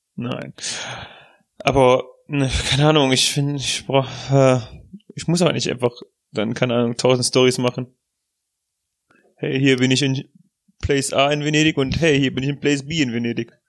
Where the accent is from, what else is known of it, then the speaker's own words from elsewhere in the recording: Germany; als Deutscher